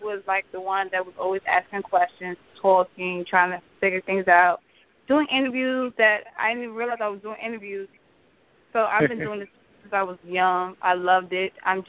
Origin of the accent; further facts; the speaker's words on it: New York, United States; now in Virginia, United States; I'm an 82 baby, so I've always been a fan of local independent artists. I'm from New York, so that's all I grew up around.